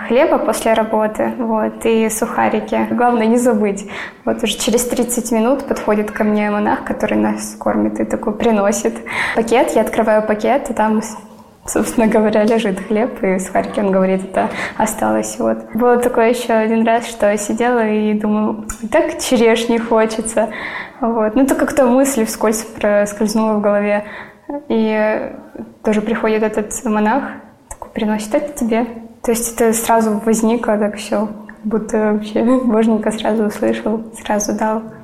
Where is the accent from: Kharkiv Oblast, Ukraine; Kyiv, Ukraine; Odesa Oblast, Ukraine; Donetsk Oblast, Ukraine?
Donetsk Oblast, Ukraine; Donetsk; moved away as an adult; now in Sevastopol, Crimea; Я родилась и выросла в Донецке.